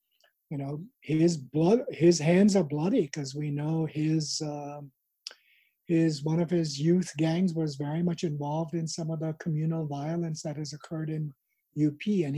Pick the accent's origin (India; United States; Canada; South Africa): India; moved away; Most of the people I grew up with in India who are middle or upper middle class now